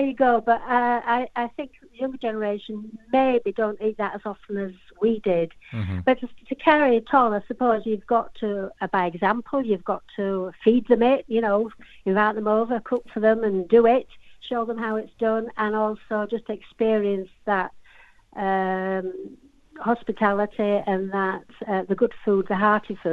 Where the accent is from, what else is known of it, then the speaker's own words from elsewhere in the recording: Yorkshire and the Humber, United Kingdom; I've lived in Yorkshire all my life, so I'm a Yorkshire lass, born and bred